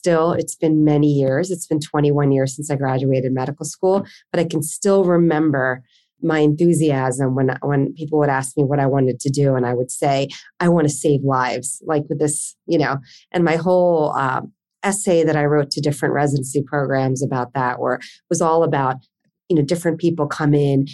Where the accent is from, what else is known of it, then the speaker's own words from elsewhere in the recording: New Jersey, United States; moved away as an adult; now in Philadelphia, United States; I grew up in South Jersey, not too far from where I live currently in Philadelphia